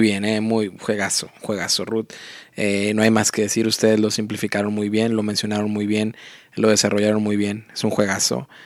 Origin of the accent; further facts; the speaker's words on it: Matamoros, Tamaulipas, Mexico; moved away; a mi ciudad natal, que es Matamoros, Tamaulipas